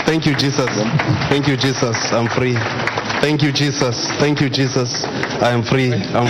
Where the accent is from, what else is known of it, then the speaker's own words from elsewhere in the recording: South Africa; I'm from South Africa.